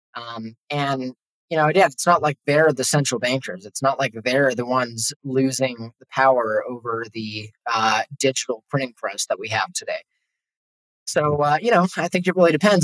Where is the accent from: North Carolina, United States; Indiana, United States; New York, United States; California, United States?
California, United States; Los Angeles; moved away as an adult; now in Mexico; I'm from Los Angeles. I was living there at the time